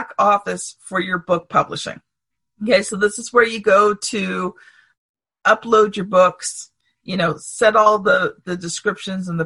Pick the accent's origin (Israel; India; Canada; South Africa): Canada; I'm a Canadian